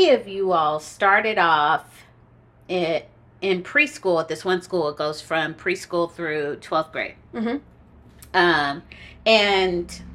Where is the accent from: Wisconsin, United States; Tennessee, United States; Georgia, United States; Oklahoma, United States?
Oklahoma, United States; Tulsa; I'm from Tulsa, Oklahoma. And I went to magnet schools. I went to Emerson Elementary. I went to Carver Middle